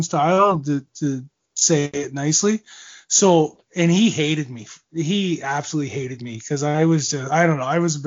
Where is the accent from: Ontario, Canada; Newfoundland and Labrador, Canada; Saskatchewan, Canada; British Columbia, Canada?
Ontario, Canada; Owen Sound; I grew up watching him in Owen Sound